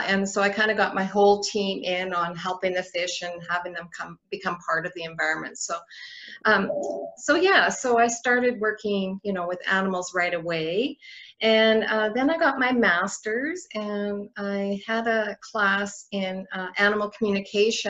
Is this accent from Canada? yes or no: yes; Northwest Territories, Canada; now in Red Deer, Canada; I'm from the Northwest Territories originally. So yeah, so I've been in Alberta 2005. I moved here.